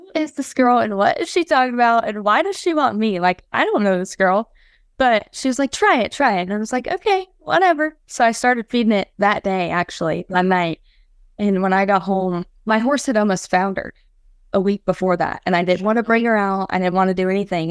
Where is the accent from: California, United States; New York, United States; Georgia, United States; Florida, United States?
Florida, United States; Felda; I'm from Felda, Florida